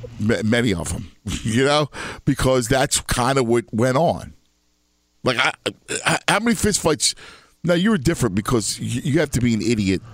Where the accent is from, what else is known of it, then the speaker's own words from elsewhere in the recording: Philadelphia, Pennsylvania, United States; Growing up in Philadelphia, it's funny.